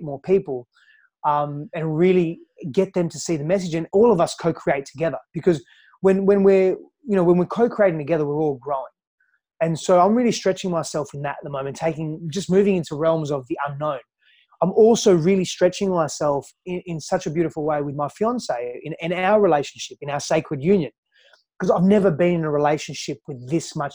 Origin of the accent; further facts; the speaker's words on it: Australia; also born or lived in Greece; now in San Diego, United States; I'm from Australia. I was born in Australia, but I grew up in Greece and Australia